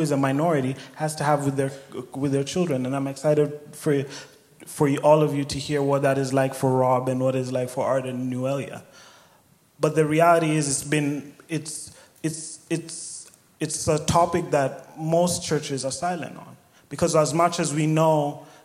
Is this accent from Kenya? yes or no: yes; Kenya; moved away as an adult; now in Sioux Falls, United States; I was born and raised in Kenya